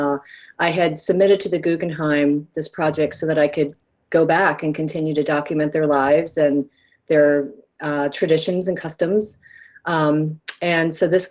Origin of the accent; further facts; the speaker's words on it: United States; I come from America